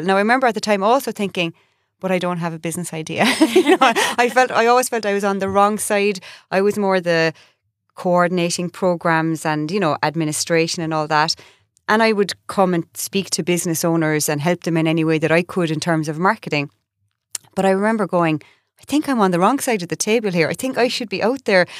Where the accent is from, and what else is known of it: Ireland; moved away as an adult; also born or lived in United States